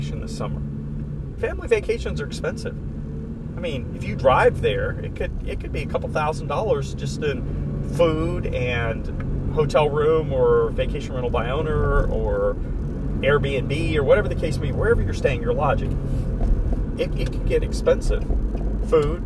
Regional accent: Florida, United States; moved away; My family lives in Florida. I'm from Florida

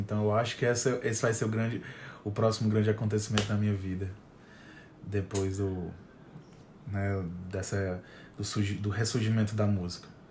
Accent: Fortaleza, Ceará, Brazil

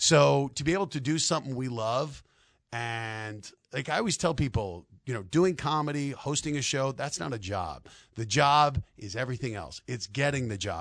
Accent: Denver, Colorado, United States; I'm from Denver

